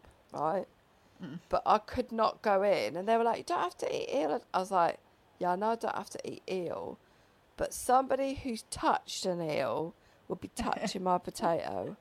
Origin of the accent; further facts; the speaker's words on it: Wales, United Kingdom; I was from Wales